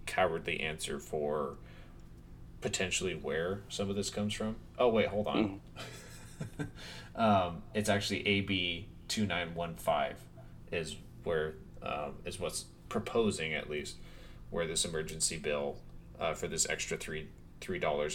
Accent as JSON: {"language": "English", "country": "United States", "said": "We're being American"}